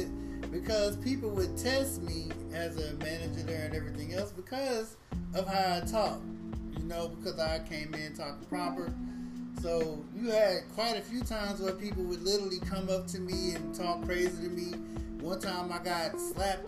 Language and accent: English; St. Louis, Missouri, United States; we grew up in Walnut Park, which is a very bad neighborhood in St. Louis.